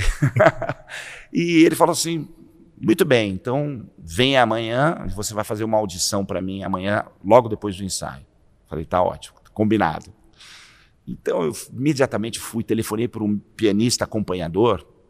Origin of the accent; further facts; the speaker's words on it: São Paulo, Brazil; cresci na Vila Bela, nasci na Vila Bela, ali na região da, da Vila Prudente